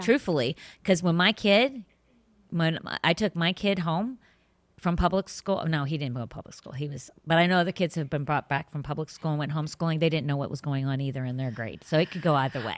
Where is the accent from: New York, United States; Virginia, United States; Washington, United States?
Virginia, United States; northern; now in Florida, United States; I grew up in the northern in northern Virginia